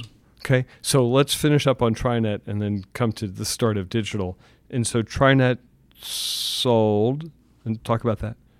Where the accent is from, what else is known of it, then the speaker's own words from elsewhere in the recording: Philadelphia, Pennsylvania, United States; I'm from Philly